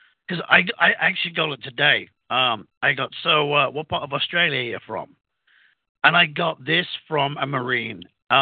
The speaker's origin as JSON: {"language": "English", "country": "United Kingdom", "accent": "British", "moved": "yes", "lives_now": "United States"}